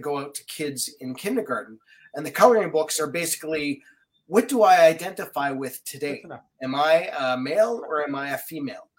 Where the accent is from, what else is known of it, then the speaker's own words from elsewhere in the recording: Winnipeg, Manitoba, Canada; I grew up in Winnipeg